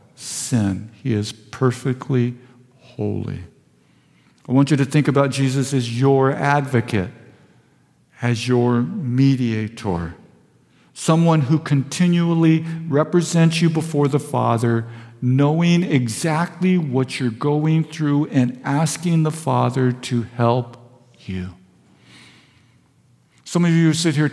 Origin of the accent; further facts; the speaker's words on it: Vista, California, United States; I was raised in Vista.